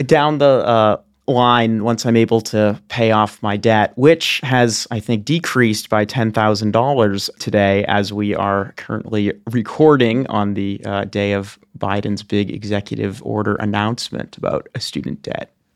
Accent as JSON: {"language": "English", "town": "Boston", "region": "Massachusetts", "country": "United States", "tie": "born or raised there", "moved": "yes", "said": "back in my hometown of Boston, Massachusetts"}